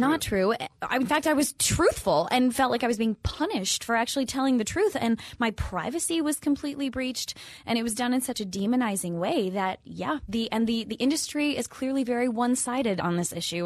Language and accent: English; Minnesota, United States; moved away; I'm from the Midwest, I'm from Minnesota